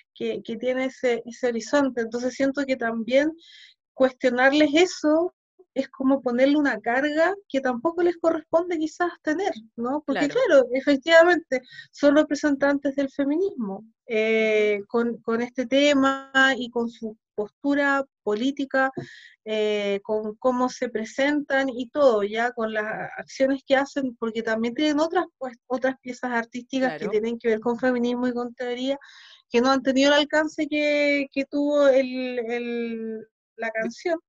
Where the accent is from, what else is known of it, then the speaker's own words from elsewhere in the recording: Chile; also born or lived in Ukraine / Sweden; Yo acá llegué chica igual, yo acá llegué como a los siete años